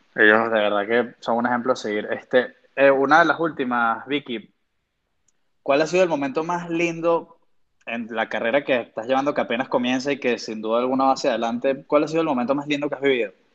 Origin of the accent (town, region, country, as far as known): Venezuela